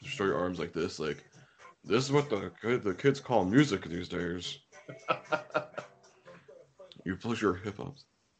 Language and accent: English; Canada; being a Canadian here